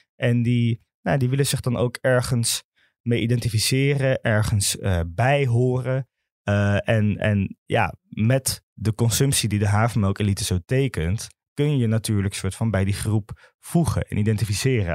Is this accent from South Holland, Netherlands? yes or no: no; Amsterdam, North Holland, Netherlands; Ik kom zelf uit Zuidoost, uit de Belmer